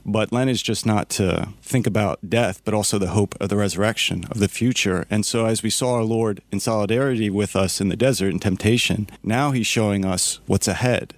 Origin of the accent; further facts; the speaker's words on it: West Chester, Pennsylvania, United States; I'm from Westchester. My home parish is St. Agnes.